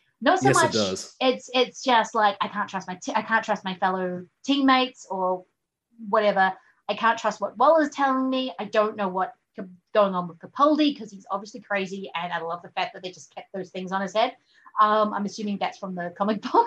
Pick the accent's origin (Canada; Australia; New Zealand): New Zealand; growing up in New Zealand and most of it was very lots of British influence